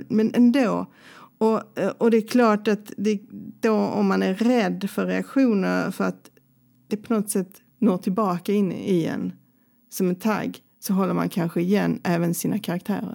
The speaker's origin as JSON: {"language": "Swedish", "town": "Helsingborg", "region": "Skåne", "country": "Sweden", "tie": "born or raised there", "also_born_or_lived": "Stockholm", "moved": "as an adult", "lives_now": "Lund, Sweden", "said": "jag är från Helsingborg"}